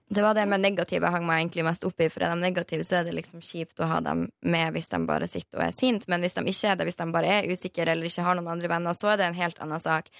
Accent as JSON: {"language": "Norwegian", "region": "Northern Norway", "country": "Norway", "said": "jeg er fra Nord-Norge"}